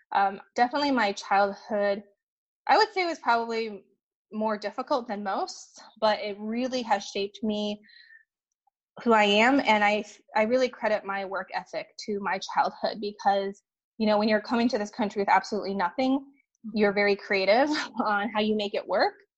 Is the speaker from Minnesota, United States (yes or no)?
yes; Minnesota, United States; also born or lived in China; I came to um, Minnesota uh, when I was three years old. So I grew up in the Midwest, Midwest Minnesota